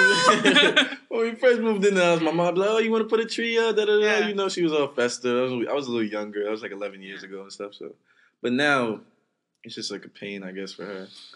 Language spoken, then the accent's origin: English; New York City, New York, United States; I'm from Brooklyn.